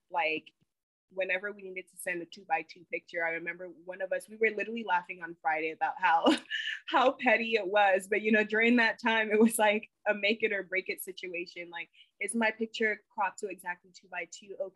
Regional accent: Tema, Greater Accra, Ghana; now in United States; I actually really want to give back to my home country. And so I'm brainstorming um, like a medical dental clinic in Ghana, uh, specifically where I'm from, the city, it's called Tema.

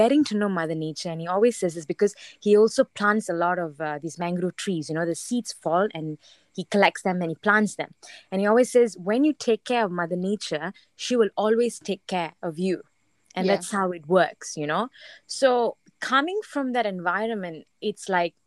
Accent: Langkawi, Kedah, Malaysia; grew up in Langkawi and I've never been afraid of the water

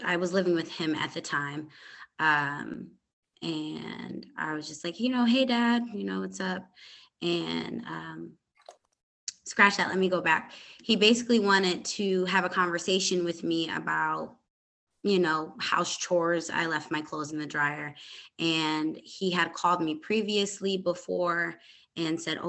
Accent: Hartford, Connecticut, United States; now in Dallas, United States; I was born and raised in Connecticut, Hartford, Connecticut. I am now in Dallas, Texas. I've lived here since 2010.

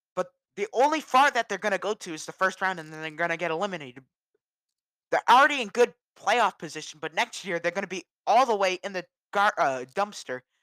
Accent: Massachusetts, United States; I'm from Massachusetts. We have stricter gun laws here

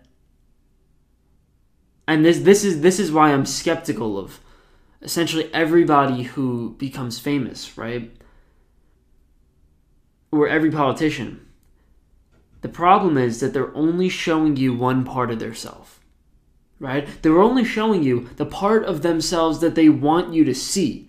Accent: New Jersey, United States; I'm from New Jersey

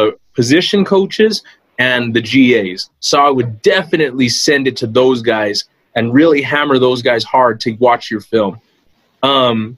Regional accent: El Paso, Texas, United States; I'm from El Paso

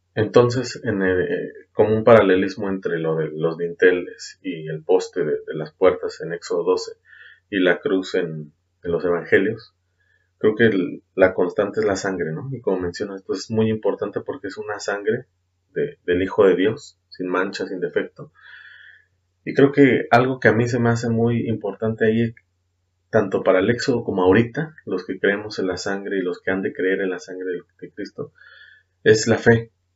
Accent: Mexico; Hablando como mexicanos

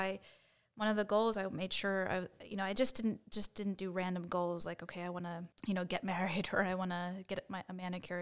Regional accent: suburb of Philadelphia, Pennsylvania, United States; moved away as an adult; now in Princeton, United States; I grew up in Pennsylvania. Uh, I'm not too far from kind of a suburb of Philadelphia.

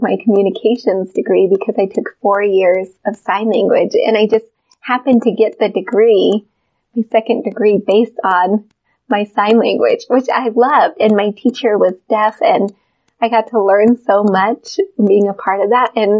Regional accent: Wyoming, United States; also born or lived in Moreland, Wyoming / Casper, Wyoming / Cheyenne, Wyoming; I was born in Moreland, Wyoming, and I grew up between Casper and Cheyenne.

